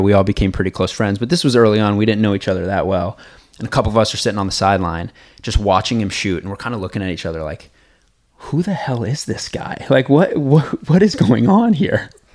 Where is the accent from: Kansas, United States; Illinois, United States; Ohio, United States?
Kansas, United States; I'm coming from Kansas